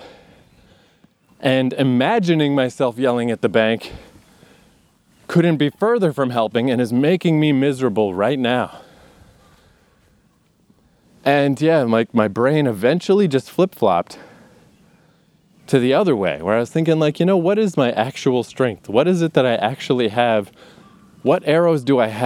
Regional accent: Canada; growing up in Canada

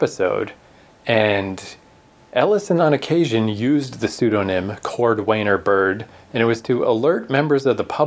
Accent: Canada; accent: Canadian; maybe you can tell from our charming accents, but we're Canadian.

